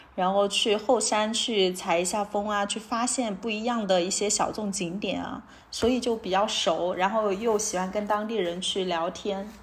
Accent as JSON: {"language": "Chinese", "town": "Chengdu", "region": "Sichuan", "country": "China", "also_born_or_lived": "Shenzhen", "moved": "as an adult", "said": "我来自成都，然后之前在深圳工作了六年"}